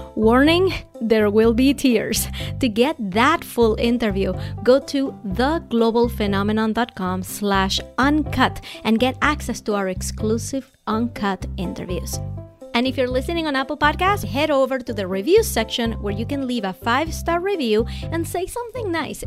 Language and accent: English; Venezuela; moved away; I grew up in Venezuela